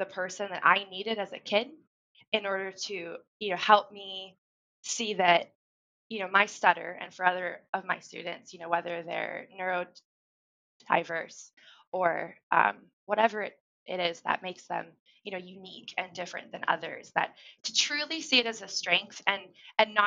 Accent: Central Oregon, United States; also born or lived in California; When we moved from California to Oregon

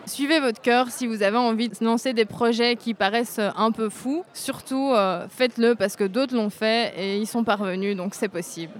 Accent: Braine-le-Comte, Wallonia, Belgium; Je suis de Braine-le-Comte en Belgique

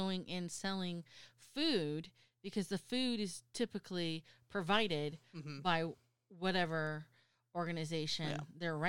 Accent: United States; I'm American

